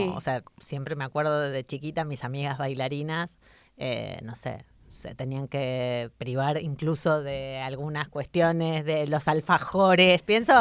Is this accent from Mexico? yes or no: no; Argentina; now in Spain; como migrantes argentinas que somos las tres acá